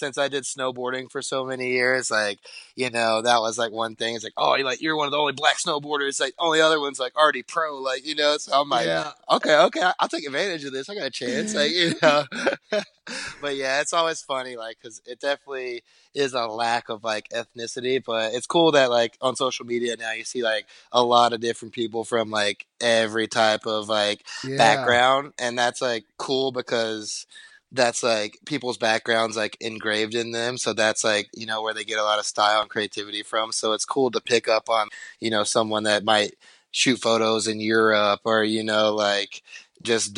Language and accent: English; North Carolina, United States; moved away as an adult; now in Bend, United States; I'm born and raised in North Carolina for pretty much most of my childhood, and now I live in Bend, Oregon